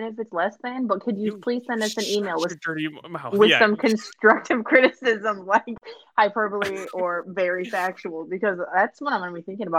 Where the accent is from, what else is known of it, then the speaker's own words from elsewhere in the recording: Midwest, United States; We're from the Midwest.